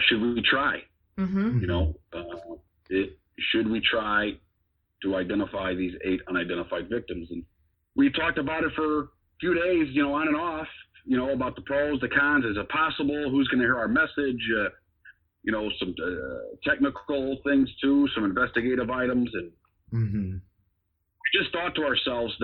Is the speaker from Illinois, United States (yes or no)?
yes; Chicago, Illinois, United States; I grew up in Chicago, know, on the south side of the city